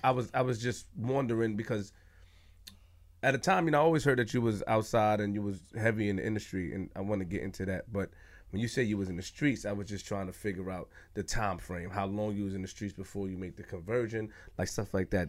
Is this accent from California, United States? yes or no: no; New York City, New York, United States; I'm from Queens, Linden and Farmers